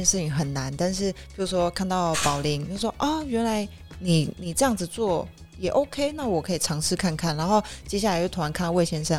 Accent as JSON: {"language": "Chinese", "country": "Taiwan", "said": "我们台湾人可能不知道的一些外国人在台湾的一些生活希望，因为其实我真的觉得台湾的文化稍微比较。单一一点点"}